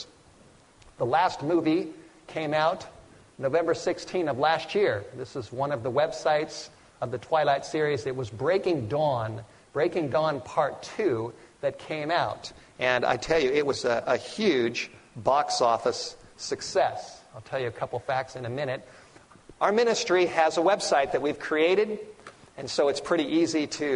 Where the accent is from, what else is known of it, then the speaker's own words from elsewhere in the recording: Los Angeles, California, United States; I grew up in the Hollywood Hills